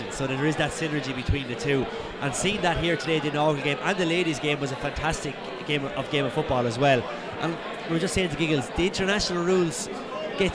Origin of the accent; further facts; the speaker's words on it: Ireland; as an Irish person down here today. 10,000 miles from home